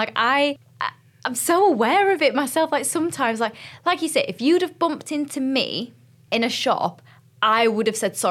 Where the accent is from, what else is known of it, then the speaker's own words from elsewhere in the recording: United Kingdom; I am a British girl